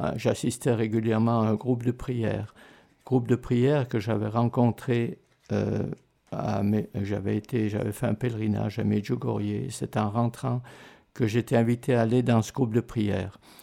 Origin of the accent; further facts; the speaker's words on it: Martigny, Valais, Switzerland; moved away as an adult; also born or lived in Lausanne / Canada; je suis né à Martigny, en Valais